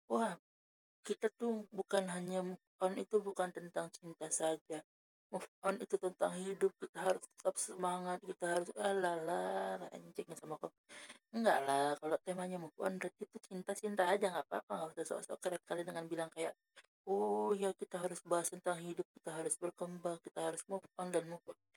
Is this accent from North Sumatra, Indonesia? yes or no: yes; Medan, North Sumatra, Indonesia; nggak percaya nanti orang aku orang Medan orang Medan nggak bisa bahasa Inggris